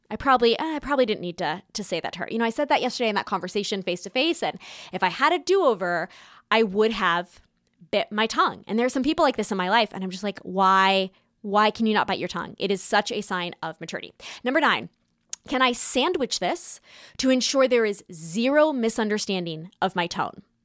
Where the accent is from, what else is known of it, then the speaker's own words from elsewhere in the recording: California, United States; now in New York, United States; growing up in California and now living in New York